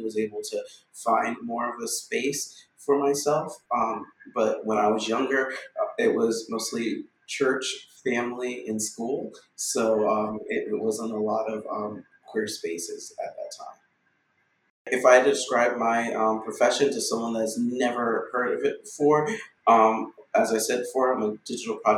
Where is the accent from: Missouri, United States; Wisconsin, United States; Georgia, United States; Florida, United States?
Florida, United States; South; I was born and raised in Florida. My parents are Floridians on both sides, and I'm actually a seventh generation Floridian. How I grew up here is in South Florida